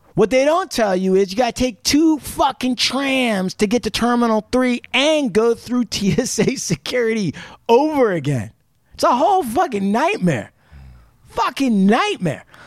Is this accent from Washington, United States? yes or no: yes; Puyallup Indian Reservation, Washington, United States; I grew up on the Puyallup Indian Reservation